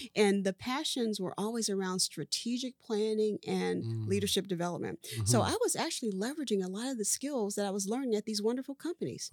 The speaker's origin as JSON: {"language": "English", "town": "Dayton", "region": "Ohio", "country": "United States", "tie": "born or raised there", "also_born_or_lived": "California / Atlanta / Florida", "moved": "as an adult", "said": "I was born and raised in Dayton, Ohio"}